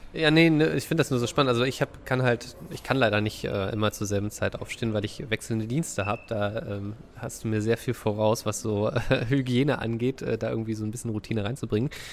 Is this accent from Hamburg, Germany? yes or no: no; Dresden area, Saxony, Germany; moved away; Dresdner Christstollen. Das, was ich aus meiner Heimat kenne